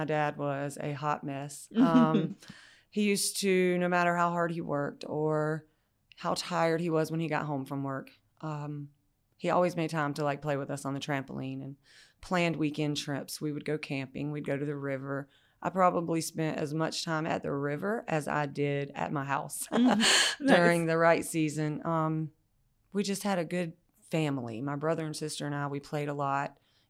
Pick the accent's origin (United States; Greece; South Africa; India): United States; Brooklet, Georgia; now in Garden City, United States; I live in Garden City now. I grew up in Brooklet, Georgia, the Bullock-Bryan County. So kind of in the country, kind of different from where I am now.